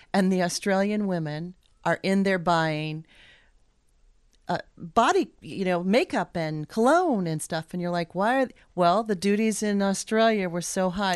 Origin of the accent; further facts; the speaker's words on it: Anchorage, Alaska, United States; moved away as an adult; now in Juneau, United States; I grew up in Anchorage